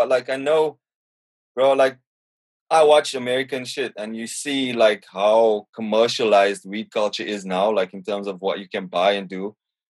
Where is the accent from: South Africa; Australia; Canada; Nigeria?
South Africa; But people who know me will know that I'm South African.